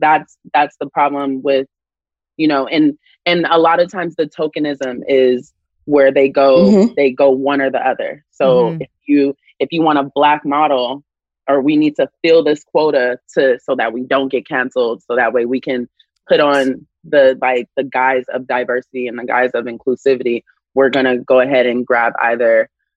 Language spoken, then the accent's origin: English; Compton, California, United States; also born or lived in Watts, Los Angeles; My roots, as far as what I know, is only Compton, California. So my family's from Watts. Like that's what I know of my ancestry.